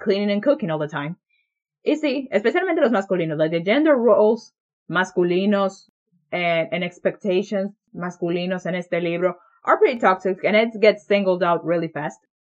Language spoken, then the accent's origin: Spanish; Dominican Republic; I'm also like not your typical Dominican, como podemos ver por mi voz y mi forma de hablar